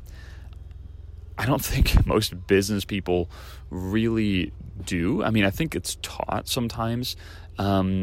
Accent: Great Plains, United States; moved away; I grew up in the Great Plains

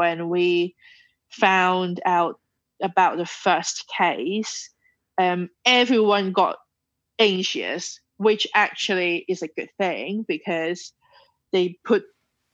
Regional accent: Hong Kong; moved away; we're from Hong Kong

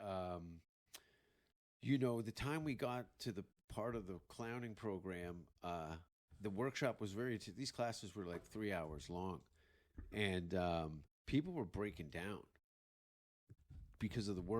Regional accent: Hamilton, Ontario, Canada; moved away; also born or lived in Vancouver; growing up in Hamilton

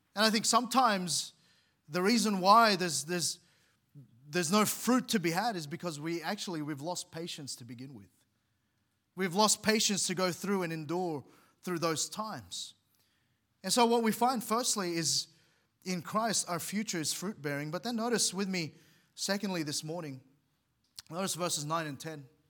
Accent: Philippines; moved away; where I was born in the Philippines

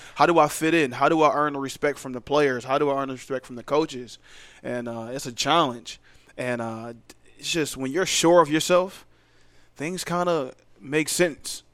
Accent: Philadelphia, Pennsylvania, United States; moved away as an adult; now in Charlotte, United States; I'm from there. I grew up there. I was once a Philly fan

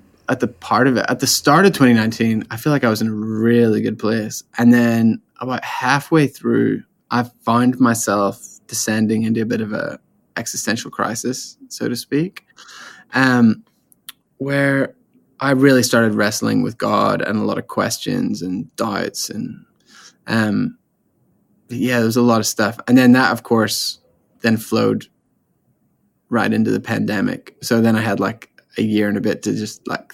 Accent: Northern Ireland, United Kingdom; moved away as an adult; also born or lived in Australia; I'm from Ireland, Northern Ireland specifically. I was there for the first 19 years of my life

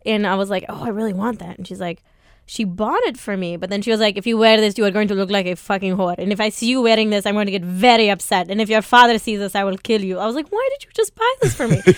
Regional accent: Mundelein, Illinois, United States; moved away as an adult; now in New York, United States; I grew up in Mundelein, Illinois, very small town

